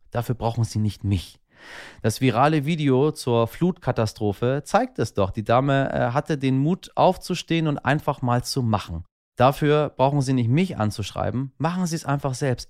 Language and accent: German; Tehran, Tehran Province, Iran; now in Germany; in meiner Heimatstadt Teheran